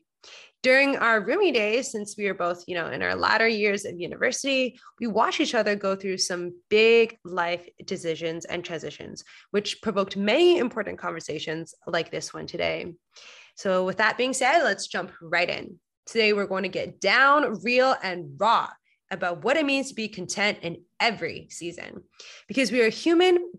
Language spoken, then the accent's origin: English; Coquitlam, British Columbia, Canada; moved away as an adult; now in Toronto, Canada; I'm currently speaking from my hometown, Coquitlam, Vancouver